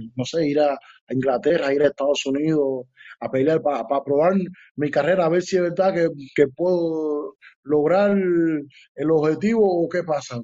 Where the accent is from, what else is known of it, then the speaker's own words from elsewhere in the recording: Cuba; moved away as an adult; now in Germany; desde que llegué de Cuba aquí